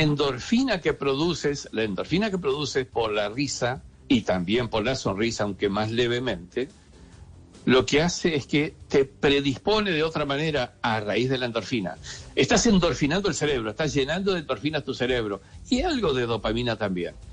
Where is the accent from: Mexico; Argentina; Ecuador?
Argentina; also born or lived in Spain / Salamanca / Madrid; Yo nací en Argentina y hoy día vivo parte del año en Argentina y parte del año en España